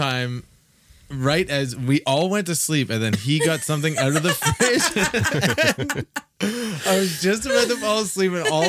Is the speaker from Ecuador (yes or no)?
no; Canada; We're Canadian.